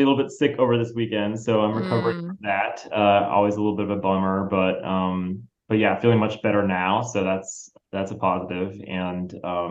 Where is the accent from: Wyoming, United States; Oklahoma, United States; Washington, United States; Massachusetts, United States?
Massachusetts, United States; I grew up in Massachusetts